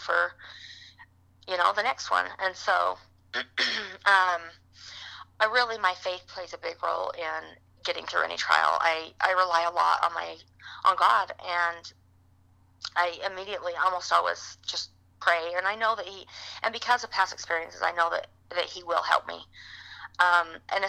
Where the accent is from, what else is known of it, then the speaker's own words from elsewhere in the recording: Utah, United States; moved away as an adult; also born or lived in Michigan; We're originally from Utah. We spent some time in Michigan, and we came back to Utah. So we live in Utah now